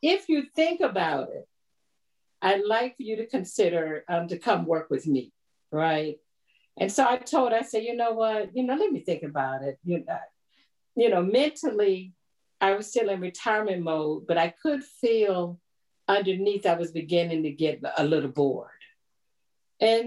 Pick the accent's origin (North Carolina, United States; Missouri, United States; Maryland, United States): Maryland, United States; Annapolis; moved away as an adult; now in Ashburn, United States; I grew up in the Annapolis area